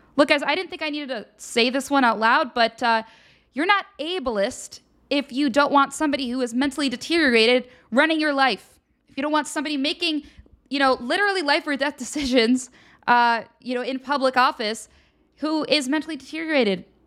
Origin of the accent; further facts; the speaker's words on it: Pennsylvania, United States; I'm from Pennsylvania, by the way, full disclosure. So this is my home state.